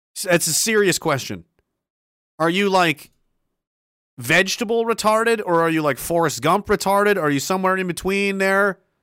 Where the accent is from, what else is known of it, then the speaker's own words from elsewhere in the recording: Canada; as Canadian citizens